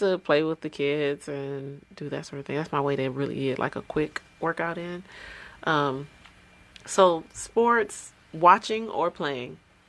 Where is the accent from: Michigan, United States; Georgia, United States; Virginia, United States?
Michigan, United States; Detroit; I'm always a hometown. Like, Detroit is my hometown.